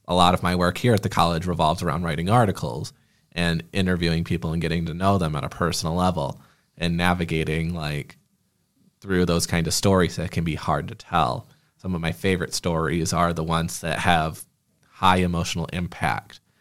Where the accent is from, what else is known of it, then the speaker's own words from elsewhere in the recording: Clio, Michigan, United States; also born or lived in Flint, Michigan; now in Lansing, United States; I grew up in a small town called Clio, Michigan